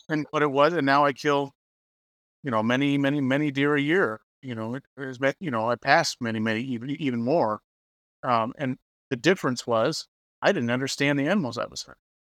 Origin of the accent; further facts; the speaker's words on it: Oklahoma, United States; now in Kansas, United States; I live in Kansas. I grew up in Oklahoma.